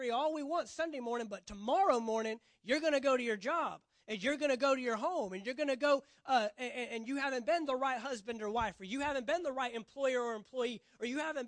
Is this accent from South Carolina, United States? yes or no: no; Texas, United States; I'm from Texas